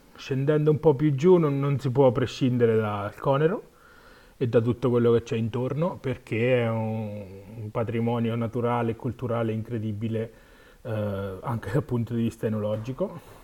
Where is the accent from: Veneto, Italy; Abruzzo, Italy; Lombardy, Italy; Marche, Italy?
Marche, Italy; sono marchigiano